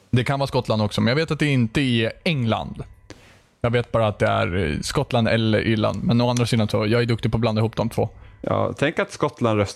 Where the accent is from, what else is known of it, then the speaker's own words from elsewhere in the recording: Sweden; Ser ni inte att jag är svensk heller?